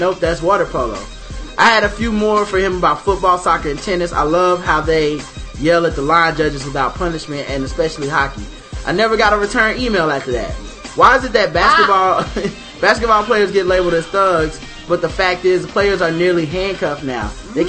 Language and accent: English; Chicago, Illinois, United States; I grew up in Chicago and played in some pretty dangerous places.